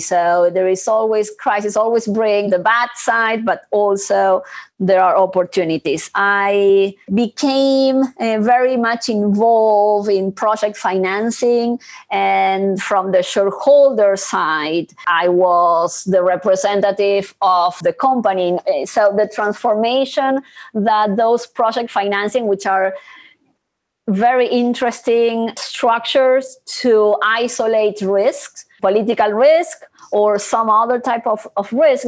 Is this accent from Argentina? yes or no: yes; Argentina; I am originally from Argentina